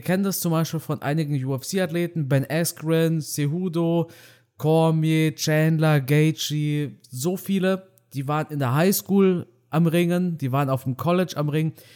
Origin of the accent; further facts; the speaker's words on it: Germany; ich bin ja Deutscher, ich bin ja kein Ausländer. Meine Eltern ja, aber ich bin in Deutschland aufgewachsen